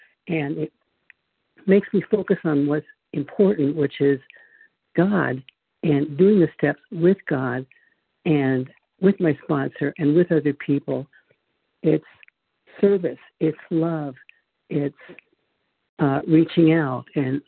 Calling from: Charlotte, North Carolina, United States; Oh, North Carolina, Charlotte, North Carolina.

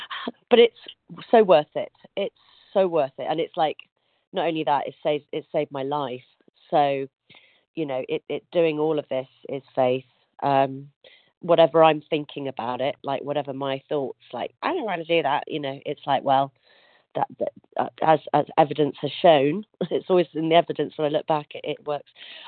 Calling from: Yorkshire and the Humber, United Kingdom; From North Yorkshire in the UK.

